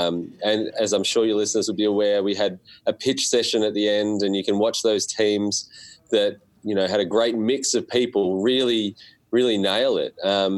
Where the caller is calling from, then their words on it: Melbourne, Victoria, Australia; It's from Melbourne, Australia, and we're at Monash University